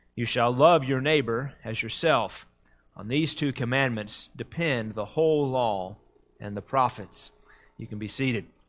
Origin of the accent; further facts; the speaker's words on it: United States; Americans, as, as English speakers, we have one word for love